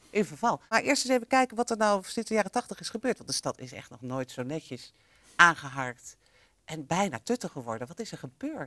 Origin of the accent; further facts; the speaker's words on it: Amsterdam, North Holland, Netherlands; Wij Amsterdammers